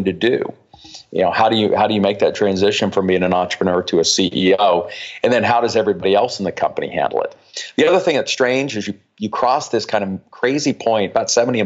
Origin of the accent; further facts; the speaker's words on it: Colorado, United States; now in Barcelona, Spain; I was born and raised in Colorado